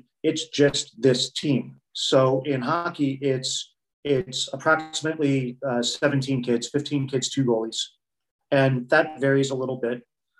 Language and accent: English; United States; The thing that I think I bring is I'm still American competitive, which I think is, and I want to say that in those terms, it's not just general competitiveness.